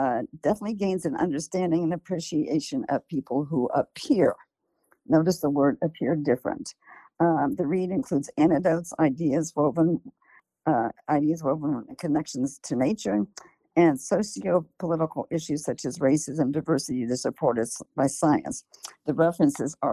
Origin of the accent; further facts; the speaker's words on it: Columbus, Ohio, United States; now in California, United States; I grew up in Columbus, Ohio, and my parents fled Nazi Germany